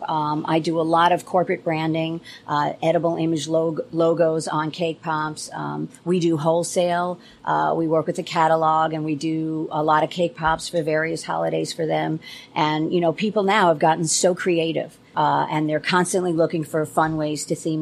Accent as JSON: {"language": "English", "region": "New York", "country": "United States", "moved": "as an adult", "lives_now": "Maryland, United States", "said": "I'm a New Yorker."}